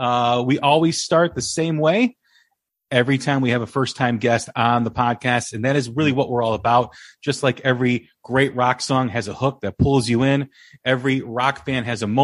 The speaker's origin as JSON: {"language": "English", "town": "Des Plaines", "region": "Illinois", "country": "United States", "tie": "born or raised there", "said": "I grew up in Des Plaines, which is about 10, 15 minutes outside of Chicago on the north side."}